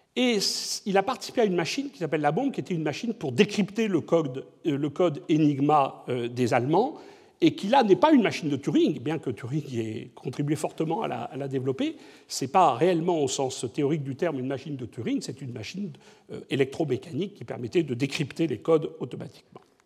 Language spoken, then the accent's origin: French; Bordeaux, Nouvelle-Aquitaine, France; je suis bordelais